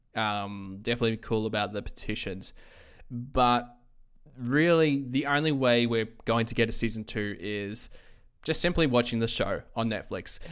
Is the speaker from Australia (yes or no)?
yes; Australia; I'm from Australia